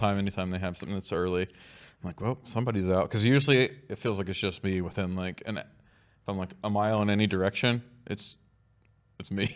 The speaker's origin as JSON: {"language": "English", "region": "Oklahoma", "country": "United States", "said": "We're all from Oklahoma"}